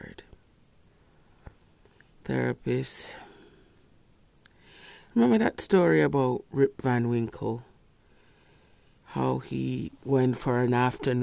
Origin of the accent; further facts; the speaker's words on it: Kingston, Jamaica; Growing up in Kingston, not in a rich neighborhood.